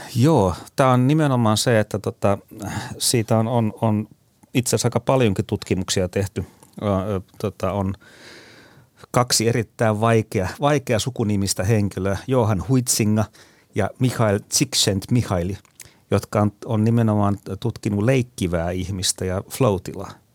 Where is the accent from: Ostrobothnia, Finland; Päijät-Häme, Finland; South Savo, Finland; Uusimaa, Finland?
Ostrobothnia, Finland; muistelen omaa lapsuuttani Pohjanmaalla